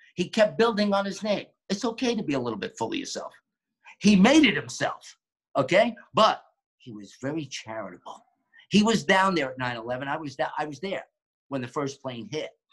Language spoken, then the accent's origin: English; New York, United States; now in Florida, United States; growing up in New York and being in the borough of Queens